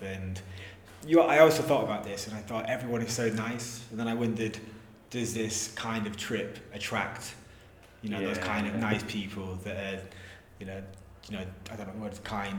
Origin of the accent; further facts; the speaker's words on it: Yorkshire and the Humber, United Kingdom; now in Bristol, United Kingdom; So I live in Bristol. I'm from Yorkshire originally. Been in Bristol six years.